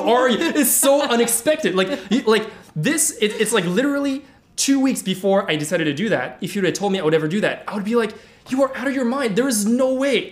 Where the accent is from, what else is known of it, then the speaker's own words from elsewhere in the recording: Paris, Île-de-France, France; I grew up in Paris